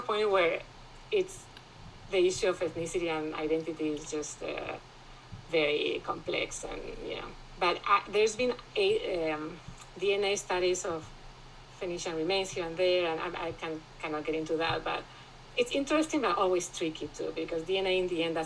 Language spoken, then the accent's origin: English; Madrid, Community of Madrid, Spain; I grew up in Spain. My father is from Cordoba in southern Spain. And I grew up in Madrid